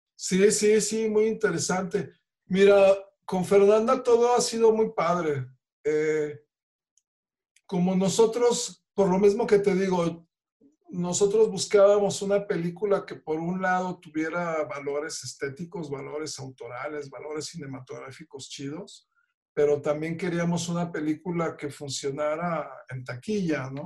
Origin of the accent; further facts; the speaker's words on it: Reynosa, Tamaulipas, Mexico; somos paisanos de Reynosa.